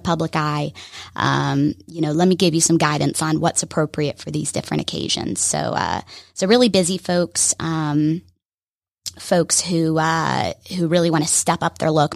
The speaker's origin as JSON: {"language": "English", "town": "Alpharetta", "region": "Georgia", "country": "United States", "tie": "born or raised there", "said": "I grew up here in Alpharetta."}